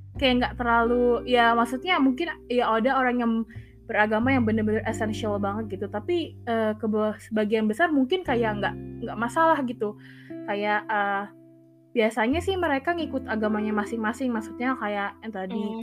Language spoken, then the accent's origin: Indonesian; Indonesia; kita uh, lahir dan besar di Indonesia